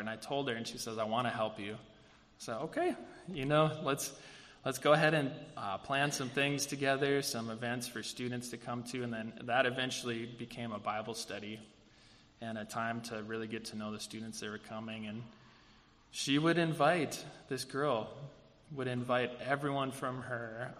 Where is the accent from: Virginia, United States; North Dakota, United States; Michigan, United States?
North Dakota, United States; Bismarck; growing up in Bismarck, North Dakota, no, no offense to Bismarck, it's a wonderful place to live and grow up